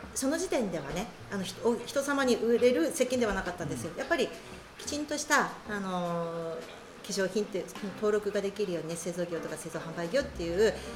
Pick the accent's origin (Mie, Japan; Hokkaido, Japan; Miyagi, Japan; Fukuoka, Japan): Hokkaido, Japan; Tokachi; moved away as an adult; also born or lived in Sapporo; now in Ebetsu, Japan; 生まれは十勝なんですね